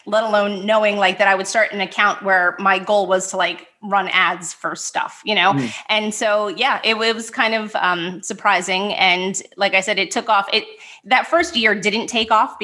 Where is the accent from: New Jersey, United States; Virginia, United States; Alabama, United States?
New Jersey, United States; also born or lived in New York City; moved to New Jersey. I should say moved back to New Jersey